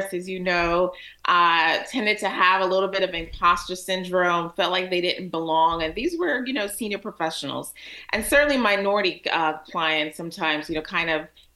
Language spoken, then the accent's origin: English; Alexandria, Virginia, United States; also born or lived in Jamaica; now in Washington, D.C., United States; So I grew up in Alexandria, so that's home for me in Alexandria, Virginia